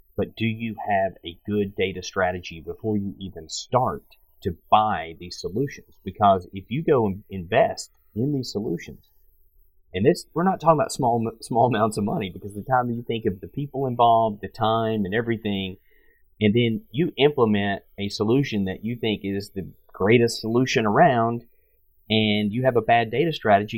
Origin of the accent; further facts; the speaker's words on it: Pikeville, Tennessee, United States; I'm originally from Tennessee, and I grew up in a little town called Pikeville, Tennessee, 2,000 people.